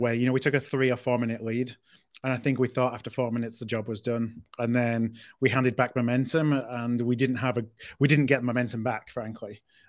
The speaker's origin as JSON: {"language": "English", "town": "Skipton", "region": "Yorkshire and the Humber", "country": "United Kingdom", "said": "I'm from Skipton, which is North Yorkshire. I'm even closer to Harrogate."}